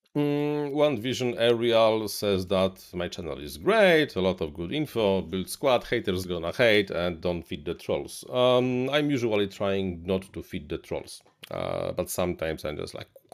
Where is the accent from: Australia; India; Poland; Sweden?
Poland; English is a second language; I'm from Eastern Europe, Central Eastern Europe. We have this, this have have this accent.